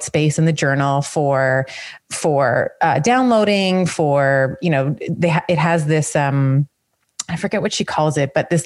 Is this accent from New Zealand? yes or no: no; Canada; as a Canadian